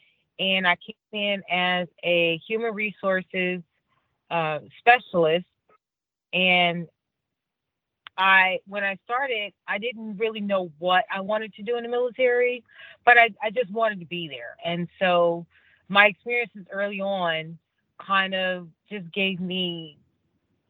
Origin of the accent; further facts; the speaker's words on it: Cleveland, Ohio, United States; moved away as an adult; I'm originally from Cleveland, Ohio, grew up very, very much a Cavs Browns Indians fan